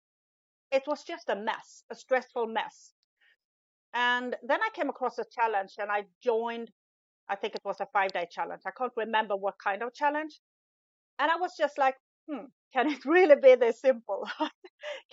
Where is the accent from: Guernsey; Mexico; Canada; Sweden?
Sweden; English is a second language; moved away as an adult; now in Italy; in Sweden, where I'm originally from, as you can hear, English isn't my first language